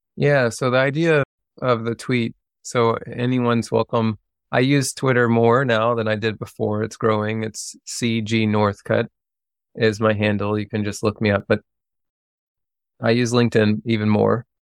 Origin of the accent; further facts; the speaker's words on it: Lexington, Kentucky, United States; moved away; I grew up outside of Lexington, Kentucky. And I grew up in the country